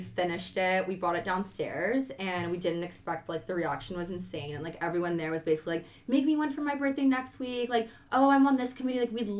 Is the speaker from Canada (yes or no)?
yes; Caledon, Ontario, Canada; I'm from Caledon, Ontario.